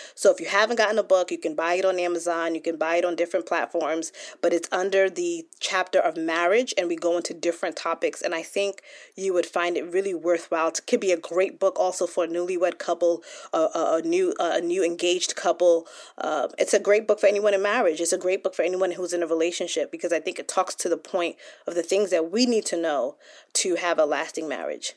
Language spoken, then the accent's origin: English; United States; I was born here in the United States and my parents came from Nigeria, so I'm first generation. And so growing up in the United States